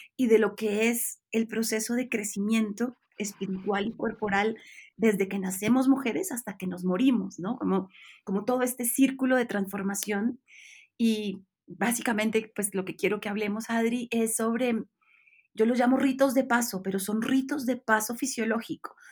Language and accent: Spanish; Bucaramanga, Santander, Colombia; moved away as an adult; now in Mexico; yo soy colombiana, nací en Bucaramanga